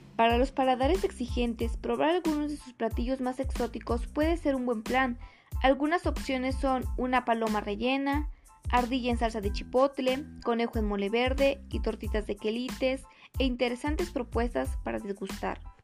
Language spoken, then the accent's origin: Spanish; Dolores Hidalgo, Guanajuato, Mexico; las costumbres y tradiciones de nuestro bello Dolores Hidalgo